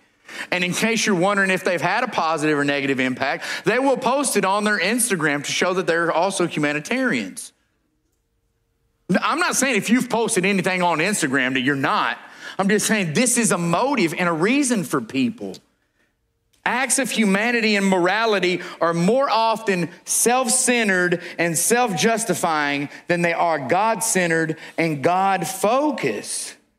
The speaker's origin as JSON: {"language": "English", "region": "California", "country": "United States", "said": "But I'm from Southern California. My mother grew up saying that."}